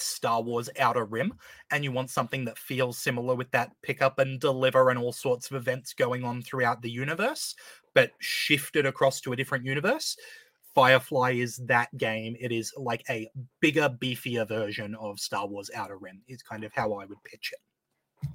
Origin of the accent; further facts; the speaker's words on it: Australia; an Australian